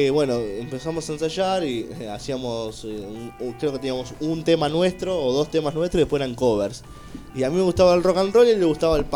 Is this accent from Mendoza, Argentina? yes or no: no; Temperley, Buenos Aires Province, Argentina; Eh, somos de acá, oriundos de, de Temperley